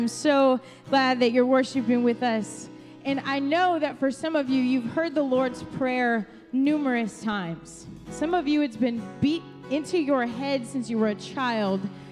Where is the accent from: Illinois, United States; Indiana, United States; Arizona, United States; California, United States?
Illinois, United States; Chicago; moved away as an adult; now in Ohio, United States; I am not from Ohio. I'm from Chicago